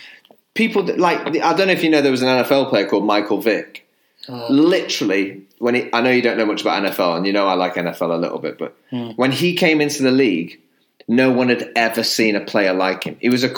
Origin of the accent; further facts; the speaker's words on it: Chester, North West England, United Kingdom; I grew up in Chester